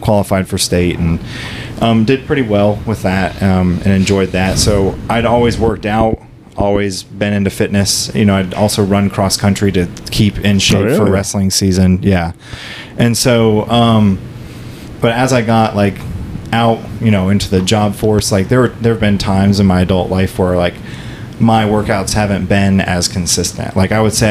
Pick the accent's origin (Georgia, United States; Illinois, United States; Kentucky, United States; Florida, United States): Florida, United States; St. Cloud; moved away as an adult; also born or lived in Kissimmee, Florida; now in North Central Florida, United States; I was born and raised in St. Cloud, and it just got way too crowded